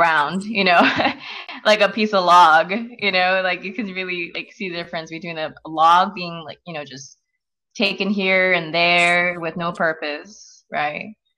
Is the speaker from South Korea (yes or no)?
yes; South Korea; now in United States